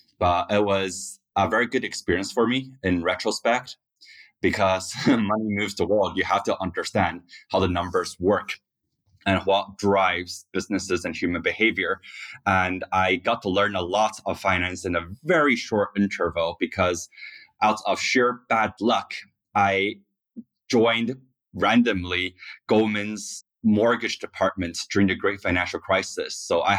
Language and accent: English; Taiwan; moved away as an adult; also born or lived in Scotland / Korea; now in United States; So I grew up actually in Taiwan, Scotland, and Korea. And then at age 18, I came to the U.S. to go to college.